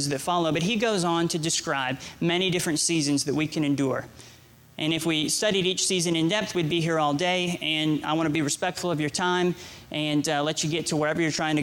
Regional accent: Georgia, United States; also born or lived in Nebraska; I lived in Nebraska. Suddenly, I was moved from Nebraska to Georgia

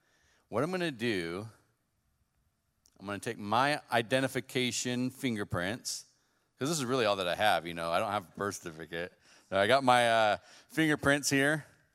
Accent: West Coast, United States; now in Bremen, United States; Well, like Pastor said, I am from the West Coast. I don't know if my voice gives away that much.

